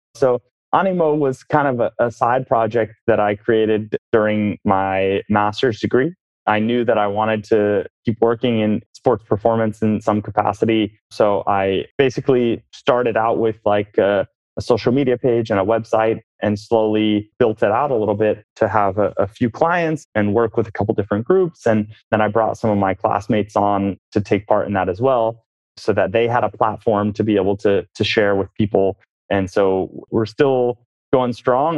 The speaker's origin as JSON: {"language": "English", "town": "Oakland", "region": "California", "country": "United States", "tie": "born or raised there", "moved": "yes", "said": "born and raised in the Bay Area. Oakland, California"}